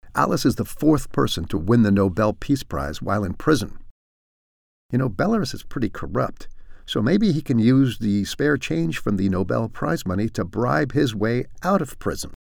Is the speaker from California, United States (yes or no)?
yes; San Francisco, California, United States; now in European Union; I'm from San Francisco